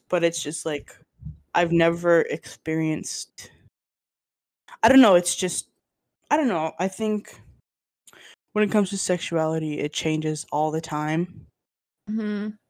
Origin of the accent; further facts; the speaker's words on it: Lebanon; born there; You're born in Lebanon. Yep, I was born in Lebanon.